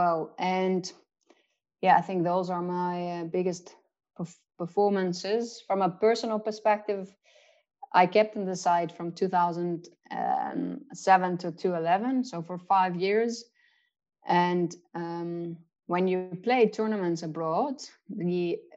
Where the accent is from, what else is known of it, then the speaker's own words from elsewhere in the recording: Netherlands; moved away; also born or lived in South Africa; growing up in the Netherlands, being kind of a cricket fanatic